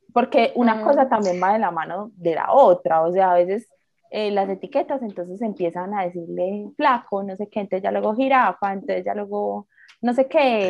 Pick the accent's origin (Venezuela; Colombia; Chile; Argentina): Colombia; Medellín, Antioquia; eso me pregunta que de dónde soy. Y yo le digo, ah, de Medellín